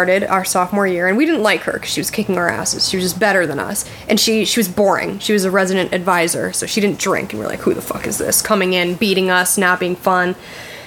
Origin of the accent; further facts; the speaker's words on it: Connecticut, United States; I'm from Connecticut